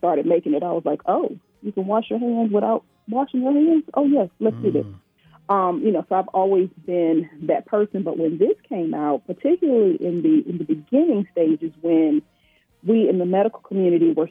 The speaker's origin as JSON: {"language": "English", "region": "Virginia", "country": "United States", "moved": "as an adult", "lives_now": "Georgia, United States", "said": "I'm originally from Virginia."}